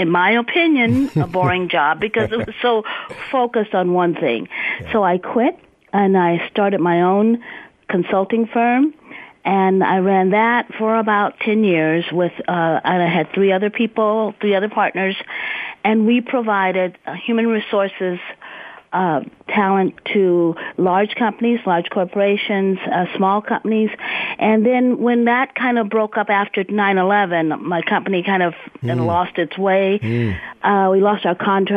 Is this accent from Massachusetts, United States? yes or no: no; Stockton, California, United States; also born or lived in Silicon Valley, California; I'm a native Californian, second generation. I came from Central Valley, born and raised in Stockton, California